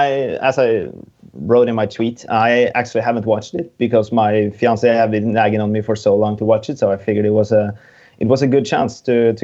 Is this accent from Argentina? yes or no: no; Norway; I'm from Norway.